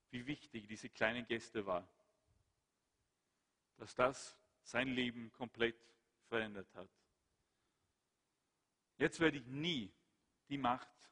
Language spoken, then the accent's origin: German; Sweden; Schweden, mein Heimatland, dann ist der Karl Gustav jetzt der König.